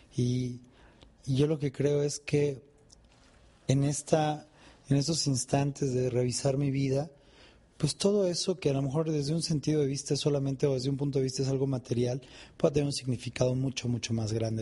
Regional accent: Mexico; en mi país hay una expresión

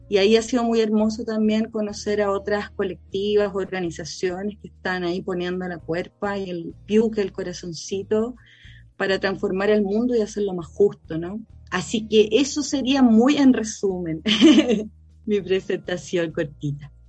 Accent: La Pintana, Santiago Metropolitan Region, Chile; Tengo 42 años, soy originaria de La Pintana, eh, de la población

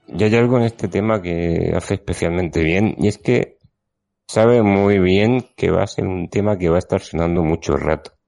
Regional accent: Region of Murcia, Spain; moved away; Esta vez toca grabar desde mi tierra de nuevo, en Murcia

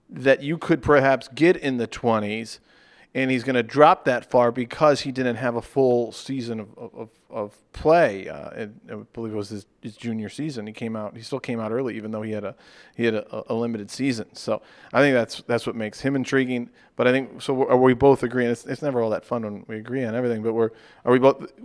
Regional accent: Charlotte, North Carolina, United States; I'm From Charlotte.

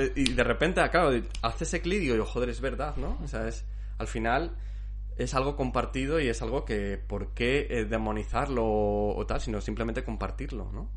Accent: Zamora, Castile and León, Spain; moved away; Yo soy, soy zamorano, soy castellano

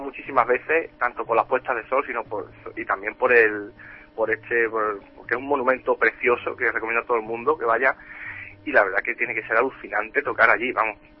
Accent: Andalusia, Spain; En mi tierra

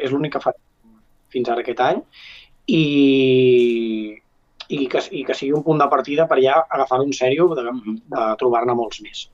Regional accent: Ripoll, Catalonia, Spain; Jo, com que sóc de Ripoll

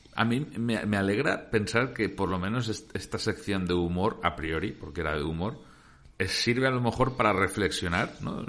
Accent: Valencia, Valencian Community, Spain; nosotros que somos de Valencia

